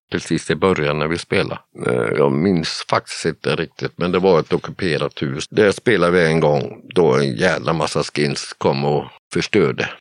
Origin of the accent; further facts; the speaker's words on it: Borås, Västra Götaland, Sweden; also born or lived in Viskafors; now in north of Gothenburg, Sweden; jag är född och uppvuxen i Borås.